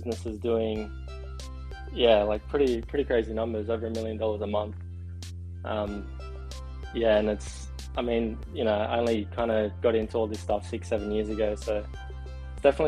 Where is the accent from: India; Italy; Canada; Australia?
Australia; Sydney, New South Wales; now in Gold Coast, Australia; I'm originally from Sydney, Australia, and currently living in the Gold Coast